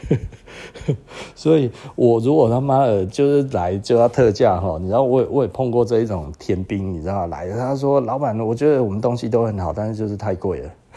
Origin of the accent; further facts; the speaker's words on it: Taiwan; 我们台湾人